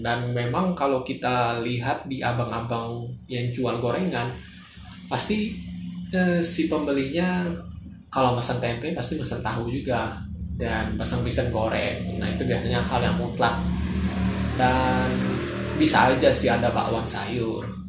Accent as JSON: {"language": "Indonesian", "region": "Jakarta", "country": "Indonesia", "said": "kita sebagai warga Jakarta"}